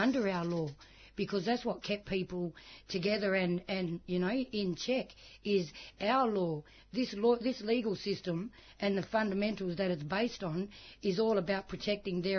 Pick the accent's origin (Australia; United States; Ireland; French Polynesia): Australia; Noongar Nation, southwest of Western Australia; I come from Noongar Nation, the southwest of WA, Noongar Bibbulmun Nation